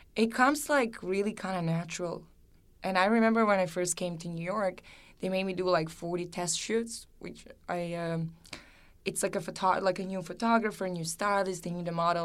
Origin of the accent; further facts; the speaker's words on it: Serbia; moved away; growing up in Serbia, it's, it was, you know, just like a regular childhood